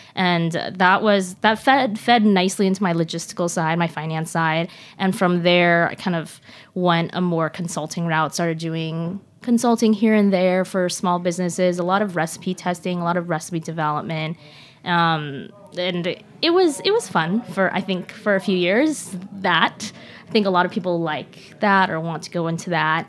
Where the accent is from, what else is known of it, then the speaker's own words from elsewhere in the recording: Seattle, Washington, United States; also born or lived in Shanghai; originally from Shanghai, but grew up in Seattle